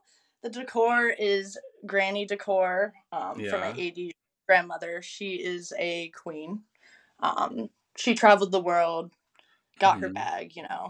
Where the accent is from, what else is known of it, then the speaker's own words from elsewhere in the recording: the South, United States; I think also growing up in the South, like, people just really aren't as open to those things here, obviously.